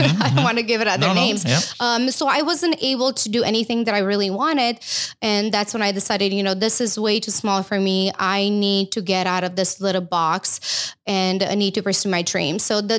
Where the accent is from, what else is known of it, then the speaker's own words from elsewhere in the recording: Romania; English is a second language; moved away as an adult; now in United States; I know I lost a little bit of my accent, but I think it comes out when I'm nervous, maybe just a tiny bit. But yeah, so I'm from Romania and I've been in US for the past, I would say 16 years now.